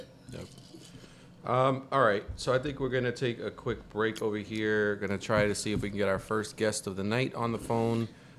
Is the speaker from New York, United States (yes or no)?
yes; New York, United States; As a New Yorker, you know, I've never had pizza and fries together